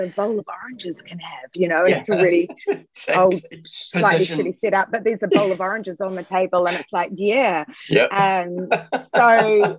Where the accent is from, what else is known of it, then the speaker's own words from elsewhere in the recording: New Zealand; And it really does relate back to a generation of growing up in New Zealand, I guess, at the end or during a time where there was still there was still that ideal New Zealand